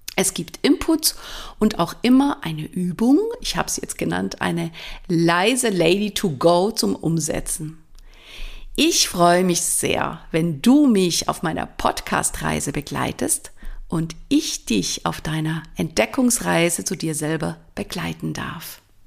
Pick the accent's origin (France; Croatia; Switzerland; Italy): Switzerland; accent: Swiss German; first language Swiss German; moved away as an adult; Ich komme ursprünglich aus der Schweiz, bin da geboren und aufgewachsen. Ich rede jetzt in Schweizerdeutsch, das ist meine Muttersprache.